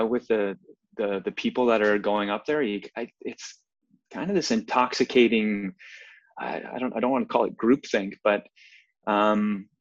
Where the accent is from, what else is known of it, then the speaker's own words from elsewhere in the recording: Prince Edward Island, Canada; moved away as an adult; also born or lived in British Columbia; now in Vancouver, Canada; I'm actually from Prince Edward Island. That's where I grew up.